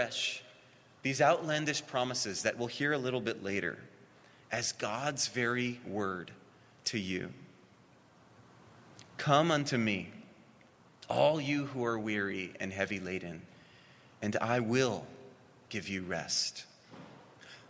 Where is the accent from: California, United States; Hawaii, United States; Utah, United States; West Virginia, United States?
Hawaii, United States; And we grew up in Hawaii